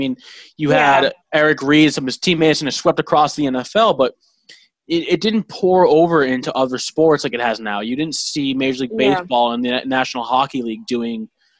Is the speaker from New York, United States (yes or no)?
no; Braintree, Massachusetts, United States; I'm from Braintree, and that's a historically white Irish conservative town.